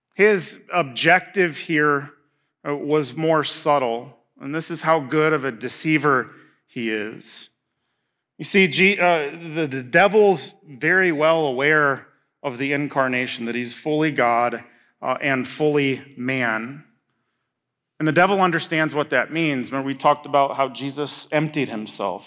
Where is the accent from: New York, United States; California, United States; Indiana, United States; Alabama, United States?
Indiana, United States; moved away as an adult; now in Marquette, United States; I'm from Indiana, so, like, soybeans and corn and, I mean, rolling hills